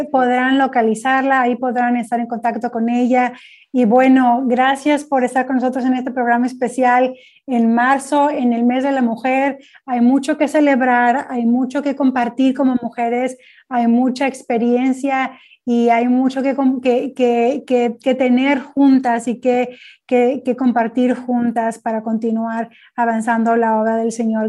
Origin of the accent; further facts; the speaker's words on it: Mexico; yo soy originaria de México